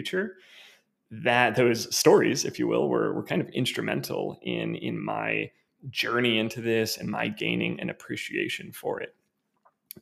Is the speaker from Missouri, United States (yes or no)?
yes; Missouri, United States; also born or lived in Kansas City, Missouri; I'm from the Midwest originally. I was born and raised in Missouri, born in Kansas City, and then moved to a small town after that where I lived up through my college years.